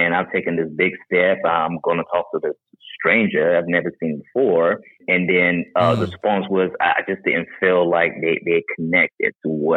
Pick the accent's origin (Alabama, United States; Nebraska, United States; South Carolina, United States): South Carolina, United States; Charleston; also born or lived in Haiti; Originally, I'm from Haiti. Grew up in Charleston, South Carolina